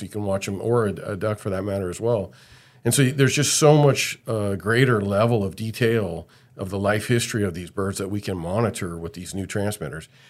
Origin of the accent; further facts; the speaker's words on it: Bay Area, California, United States; I grew up in the Bay Area